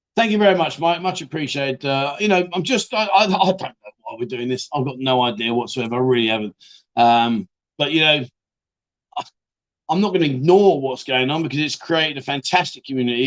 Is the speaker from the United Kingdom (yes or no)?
yes; Barnsley, Yorkshire and the Humber, United Kingdom; now in Pattaya, Thailand; Barnsley, lad, I'm from Barnsley